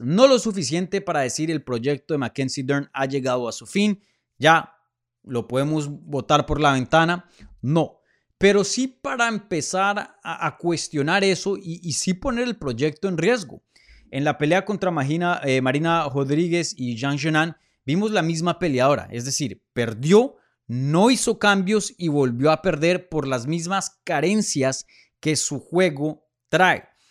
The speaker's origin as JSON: {"language": "Spanish", "country": "Colombia", "moved": "yes", "said": "regresar a mi tierrita"}